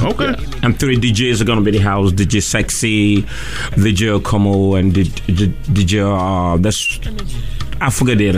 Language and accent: English; Lagos, Nigeria; I'm from Nigeria, Africa. You from Lagos? Yeah